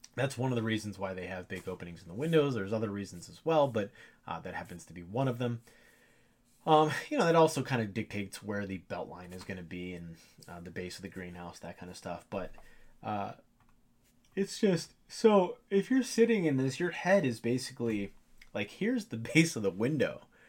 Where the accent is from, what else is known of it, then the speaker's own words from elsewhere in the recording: Ohio, United States; I'm from Ohio